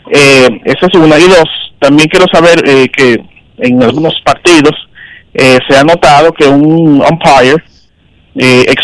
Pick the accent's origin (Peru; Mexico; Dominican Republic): Dominican Republic; also born or lived in Los Mina, Santo Domingo Este; no vivo en Herrera o en el sitio donde se va a desempeñar el acto, pero soy dominicano